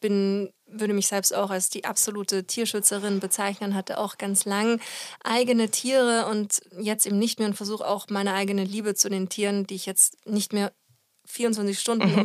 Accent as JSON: {"language": "German", "country": "Austria", "moved": "yes", "lives_now": "Germany", "said": "in Österreich, wo ich herkomme"}